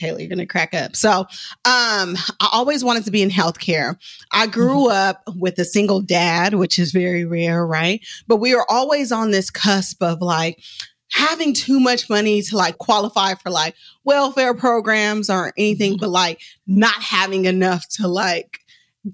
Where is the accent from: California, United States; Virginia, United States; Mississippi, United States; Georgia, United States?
California, United States; Oakland; I'm from West Oakland